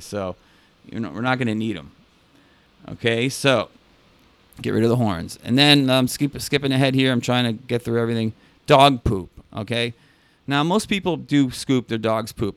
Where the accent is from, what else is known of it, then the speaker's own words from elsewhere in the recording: New York City, New York, United States; as a New Yorker